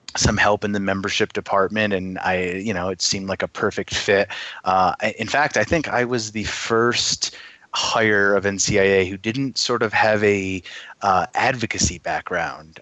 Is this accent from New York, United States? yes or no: yes; Schenectady, New York, United States; moved away; also born or lived in Rochester, New York; originally I am from New York, originally from upstate New York, Schenectady